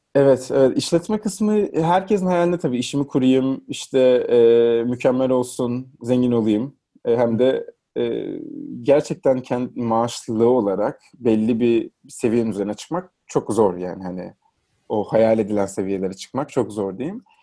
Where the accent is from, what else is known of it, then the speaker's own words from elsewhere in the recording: Trabzon, Turkey; moved away as an adult; now in Istanbul, Turkey; Trabzon'da doğdum, büyüdüm